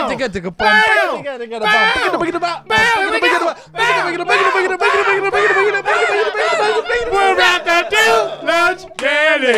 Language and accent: English; Huntington Beach, California, United States; I grew up in Huntington Beach.